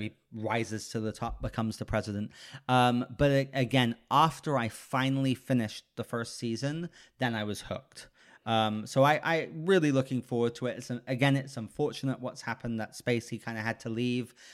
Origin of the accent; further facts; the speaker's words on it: United Kingdom; I'm British